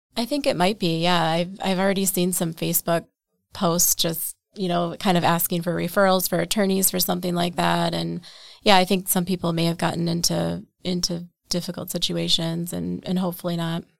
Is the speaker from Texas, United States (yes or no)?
no; Wausau, Wisconsin, United States; I grew up in Wausau, Wisconsin, um, okay. so central Wisconsin